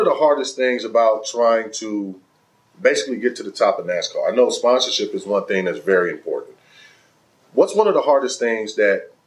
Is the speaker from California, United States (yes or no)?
yes; Los Angeles, California, United States; I grew up in South Central